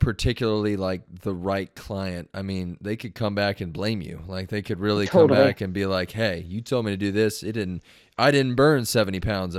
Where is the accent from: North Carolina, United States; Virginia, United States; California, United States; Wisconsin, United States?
California, United States; Long Beach; I'm from Long Beach originally.